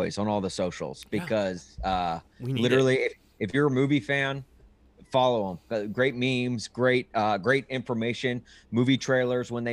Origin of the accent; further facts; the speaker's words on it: Brentwood, Tennessee, United States; it takes place where I grew up. Like that is my hometown in Brentwood, Tennessee